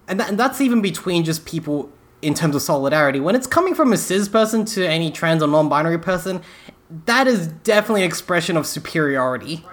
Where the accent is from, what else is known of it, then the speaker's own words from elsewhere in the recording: England, United Kingdom; moved away; I was born in England